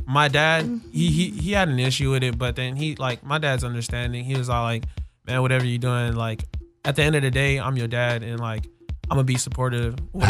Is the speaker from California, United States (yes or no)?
yes; Long Beach, California, United States; I'm from Long Beach, California.